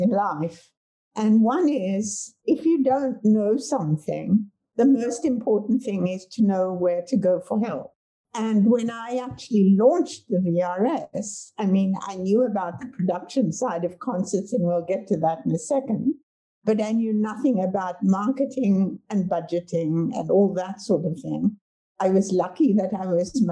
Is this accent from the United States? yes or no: no; South Africa; moved away as an adult; also born or lived in Cape Town, South Africa; now in Vancouver, Canada; I grew up in South Africa